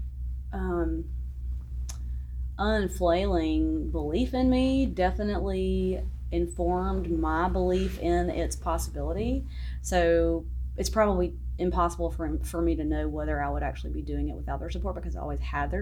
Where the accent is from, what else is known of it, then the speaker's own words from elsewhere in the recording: South Georgia, United States; accent: southern; also born or lived in New York City, United States; now in Nashville, United States; I'm originally from South Georgia, but I did live in New York for a while, and I still talk like this